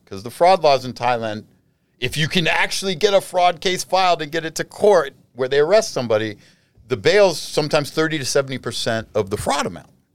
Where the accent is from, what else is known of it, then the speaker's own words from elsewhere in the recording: United States; I'm American. In prison or not, I'm a fucking American.